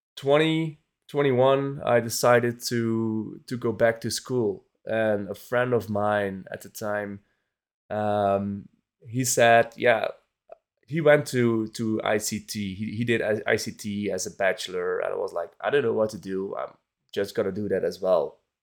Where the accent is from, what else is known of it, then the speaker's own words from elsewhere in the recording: Belgium; my home country, Belgium